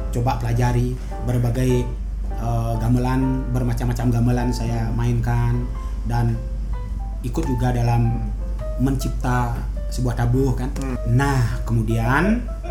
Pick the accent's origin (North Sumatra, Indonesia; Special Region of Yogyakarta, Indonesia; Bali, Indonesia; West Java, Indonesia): Bali, Indonesia; Gianyar Regency; di desa saya